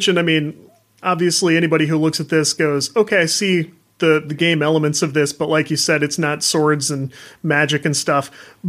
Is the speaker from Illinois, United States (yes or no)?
yes; Southern Illinois, United States; moved away; also born or lived in Missouri; I grew up in Southern Illinois and then moved right across the river to Missouri.